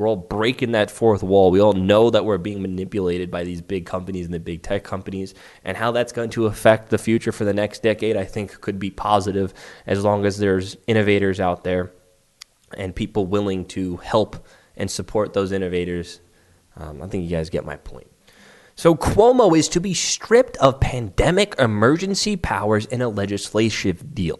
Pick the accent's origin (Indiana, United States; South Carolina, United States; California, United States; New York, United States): New York, United States; New York City; My hometown of Staten Island is technically part of New York City.